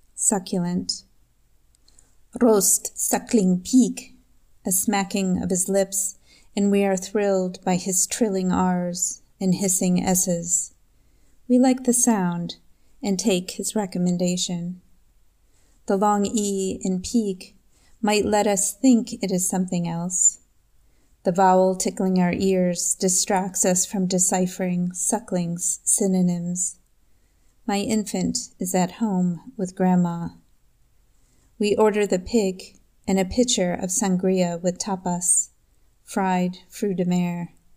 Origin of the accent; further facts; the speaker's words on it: Eden, New York, United States; now in Liechtenstein; I am a poet from Eden, New York